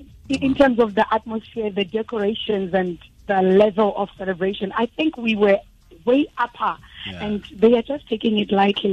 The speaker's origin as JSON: {"language": "English", "country": "South Africa", "said": "I'm not buying faces, and I know I'm probably South African, but we killed it."}